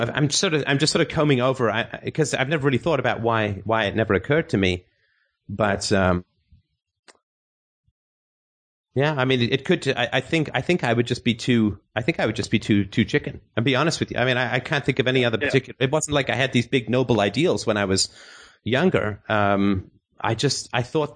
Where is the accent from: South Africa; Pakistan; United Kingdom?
United Kingdom; England; I grew up in England